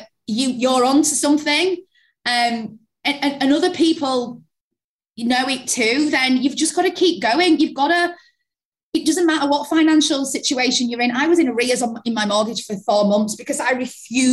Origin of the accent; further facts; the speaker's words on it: Yorkshire and the Humber, United Kingdom; also born or lived in London; I moved back to Yorkshire from London, and I was in an office in London working for an agency, when I moved back home